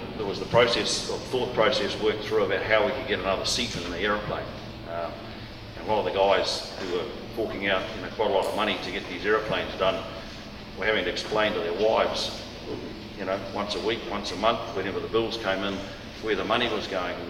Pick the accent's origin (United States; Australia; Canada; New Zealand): New Zealand; Waikato; moved away as an adult; also born or lived in Tokoroa; I was born in Tokoroa, raised in and around the Waikato, did all my schooling in the Waikato.